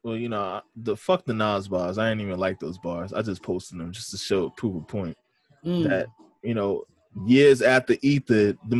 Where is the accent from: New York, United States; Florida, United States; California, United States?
New York, United States; Hempstead; I'm from Hempstead.